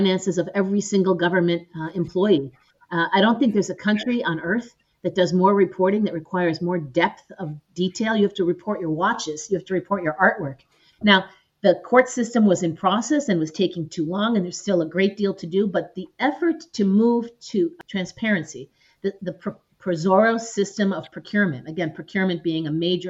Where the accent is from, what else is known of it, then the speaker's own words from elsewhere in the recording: Chicago, Illinois, United States; moved away as an adult; also born or lived in Puerto Rico / Ukraine; I'm originally from Chicago, and I've worked 5 years in Puerto Rico